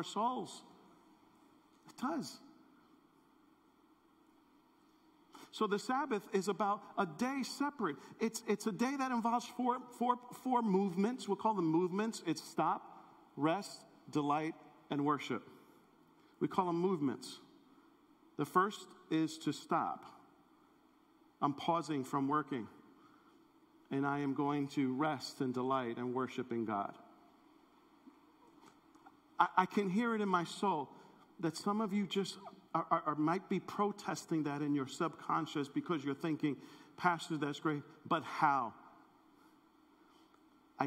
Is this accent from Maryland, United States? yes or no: no; New York City, New York, United States; growing up in New York City